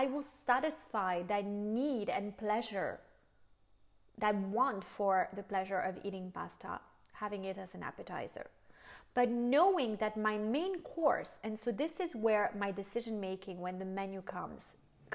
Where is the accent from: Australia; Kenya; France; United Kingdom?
France; also born or lived in United States